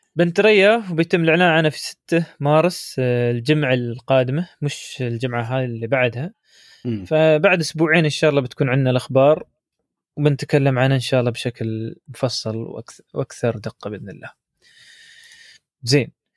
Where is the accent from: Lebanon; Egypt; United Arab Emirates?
United Arab Emirates; عندنا في الامارات